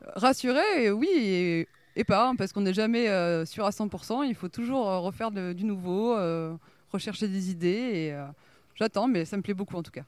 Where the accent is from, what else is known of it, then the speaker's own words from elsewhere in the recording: Bordeaux, Nouvelle-Aquitaine, France; moved away as an adult; now in Arcachon Basin, France; je suis originaire de Bordeaux